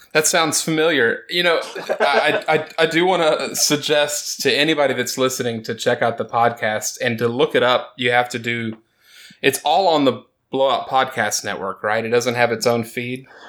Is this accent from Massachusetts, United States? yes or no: no; Texas, United States; Me growing up in Texas